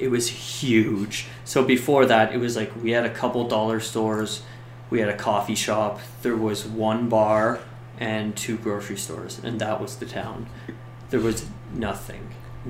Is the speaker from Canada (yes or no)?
yes; Canada; being Canadian, I couldn't go down to LA and just start working because